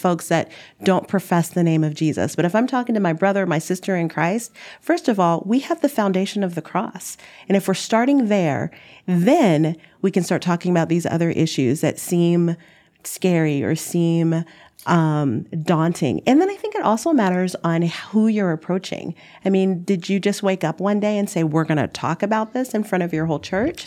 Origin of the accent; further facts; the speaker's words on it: Dallas, Texas, United States; moved away as an adult; now in Minneapolis, United States; I'm from Dallas